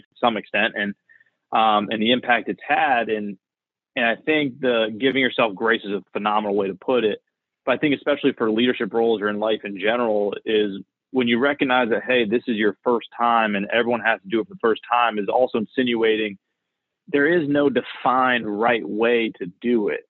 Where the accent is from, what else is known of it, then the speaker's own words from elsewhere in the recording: Florida, United States; I'm actually born and raised in Florida.